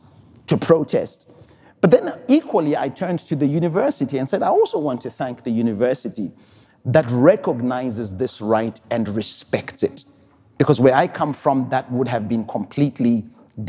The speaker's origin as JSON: {"language": "English", "country": "Zimbabwe", "said": "I'm from Zimbabwe"}